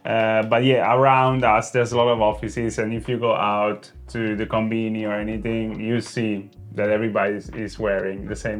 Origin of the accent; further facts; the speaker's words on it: Italy; now in Japan; me and Davide, we come from Italy, where it's so loud. It's small town, but it's loud.